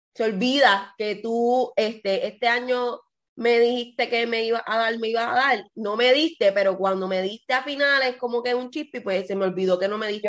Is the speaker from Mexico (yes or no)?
no; Puerto Rico; yo soy de Puerto Rico